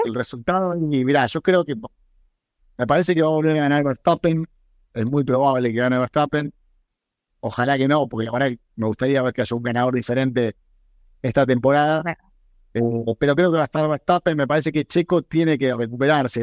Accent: Argentina; Argentina y me viene a la mente orgullo, mi nacionalidad, o sea, poder haber representado a mi país por el mundo

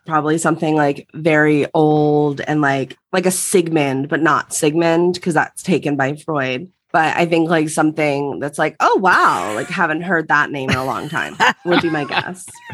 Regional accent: right outside Philadelphia, Pennsylvania, United States; moved away as an adult; now in Los Angeles, United States; grew up on the East Coast, right outside Philadelphia

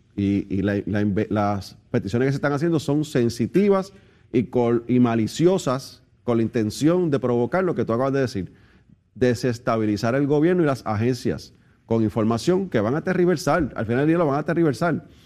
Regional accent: Puerto Rico; nosotros los puertorriqueños

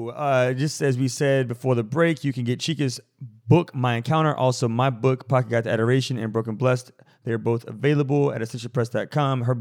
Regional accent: Midwest, United States; I was raised in the Midwest and was very unfamiliar with the Catholic faith.

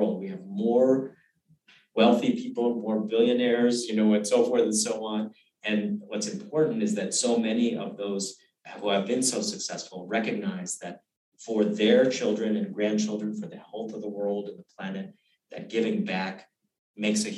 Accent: Uganda; also born or lived in Kenya; now in United States; I was born in Uganda. I was a fourth generation Uganda and Kenya

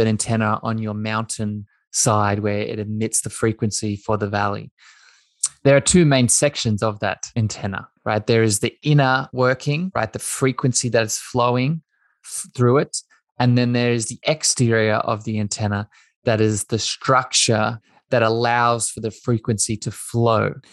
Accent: east coast of Australia, Australia; I grew up in Australia. I grew up on the east coast of Australia.

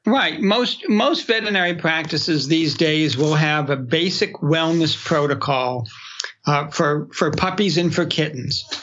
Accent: New Hampshire, United States; I grew up in New Hampshire

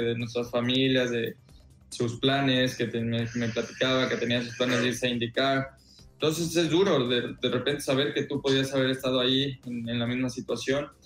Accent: Mexico; pero creo que como mexicanos no, será normal hablar de Fórmula 1

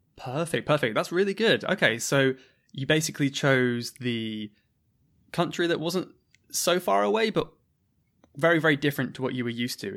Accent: England, United Kingdom; accent: English; my accent in England

